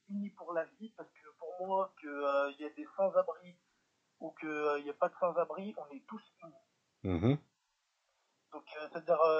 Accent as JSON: {"language": "French", "town": "Lyon", "region": "Auvergne-Rhône-Alpes", "country": "France", "tie": "born or raised there", "also_born_or_lived": "Villeurbanne", "said": "Lyon, c'est la ville où euh, je suis né."}